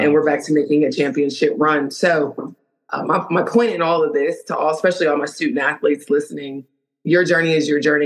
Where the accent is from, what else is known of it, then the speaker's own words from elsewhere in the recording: Milwaukee, Wisconsin, United States; moved away as an adult; also born or lived in Pennsylvania; I am from Milwaukee, Wisconsin. Grew up in Wisconsin.